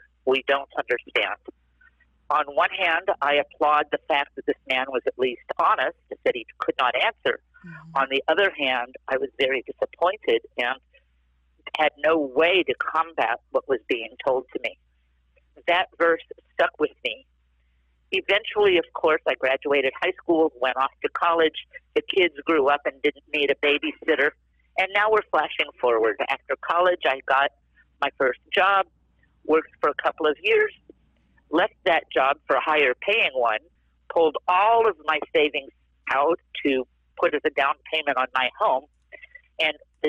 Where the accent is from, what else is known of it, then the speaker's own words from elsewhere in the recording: East Coast, United States; moved away; also born or lived in Southern California; I was raised on the East Coast in a culturally Jewish home, but yet very secularly.